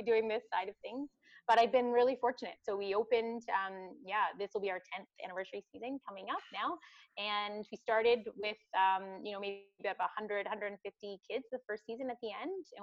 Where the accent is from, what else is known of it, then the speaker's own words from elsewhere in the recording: Midland, Ontario, Canada; So I'm born and raised in Midland. I grew up in Midland.